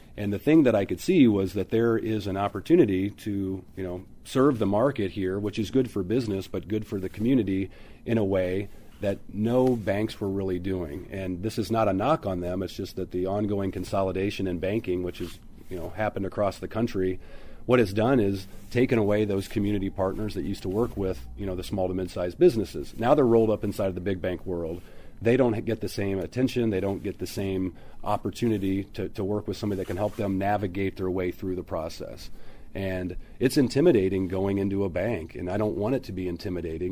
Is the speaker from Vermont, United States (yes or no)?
no; Quincy, Illinois, United States; moved away as an adult; now in St. Louis, United States; born and raised in Quincy, Illinois, a couple of hours uh, north of St. Louis